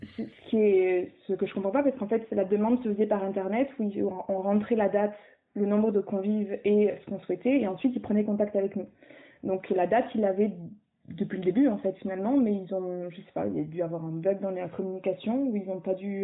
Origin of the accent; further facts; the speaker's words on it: south of France, France; now in Brussels, Belgium; on habite euh, euh, une à Lille et l'autre à Bruxelles et on est originaire du sud de la France